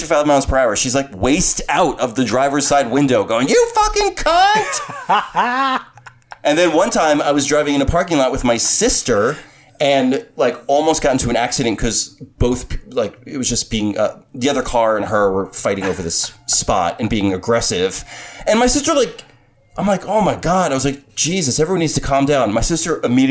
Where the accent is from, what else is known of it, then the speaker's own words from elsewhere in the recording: Jersey Shore, New Jersey, United States; I'm from the Jersey Shore. I'm Italian.